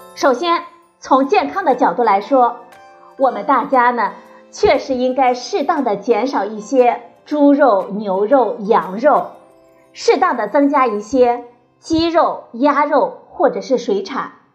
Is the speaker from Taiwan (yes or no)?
no; China; 咱们中国人的餐桌呢，一直在悄然发生着变化